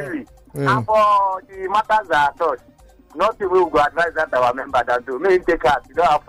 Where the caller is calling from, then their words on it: Ikoyi, Lagos, Nigeria; I'm calling from Ikoyi.